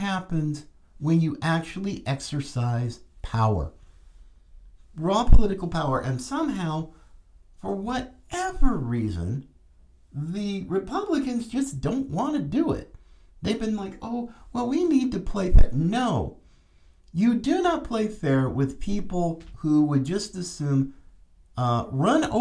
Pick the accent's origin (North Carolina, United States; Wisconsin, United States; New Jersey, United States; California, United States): North Carolina, United States; my home state, as I was born in North Carolina